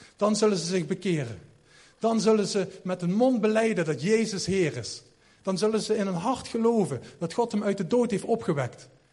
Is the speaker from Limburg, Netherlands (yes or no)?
yes; Sittard, Limburg, Netherlands; ik kom uit Sittard